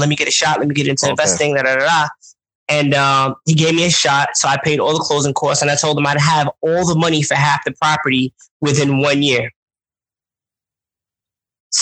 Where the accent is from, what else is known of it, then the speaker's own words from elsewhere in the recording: New York City, New York, United States; accent: New York; I'm from Brooklyn, New York